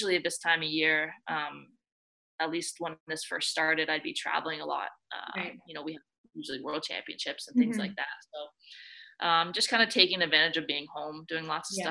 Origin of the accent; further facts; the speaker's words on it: Ontario, Canada; also born or lived in Calgary, Alberta / Ithaca, New York; now in Toronto, Canada; I'm originally from Ontario